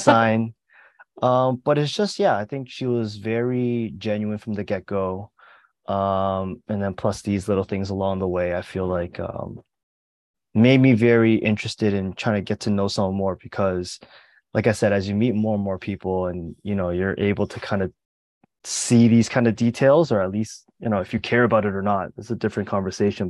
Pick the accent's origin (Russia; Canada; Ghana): Canada; Mississauga, Ontario; moved away as an adult; now in Hong Kong; I'm from Mississauga, which is a relatively large suburb in Toronto